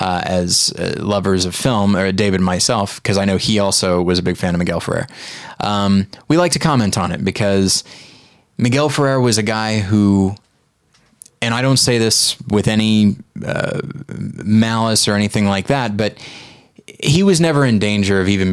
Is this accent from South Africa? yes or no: yes; South Africa; I grew up. Yeah. Isn't that weird? And I worked hard to get rid of that accent, and this is where I arrived somehow.